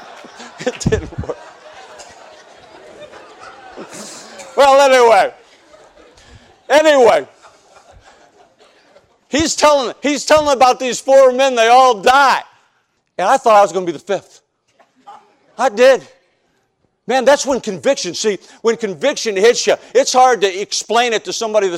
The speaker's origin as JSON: {"language": "English", "town": "Chicago", "region": "Illinois", "country": "United States", "moved": "yes", "said": "I'm from South Side of Chicago"}